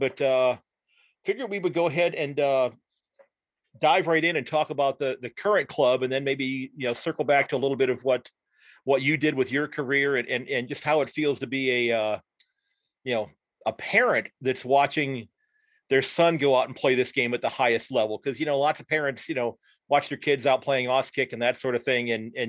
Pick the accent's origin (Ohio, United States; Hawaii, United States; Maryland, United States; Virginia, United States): Ohio, United States; Sandusky; from Sandusky, Ohio